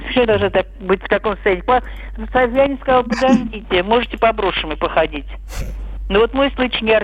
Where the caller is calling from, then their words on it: Moscow, Russia; Добрый день, я из Москвы.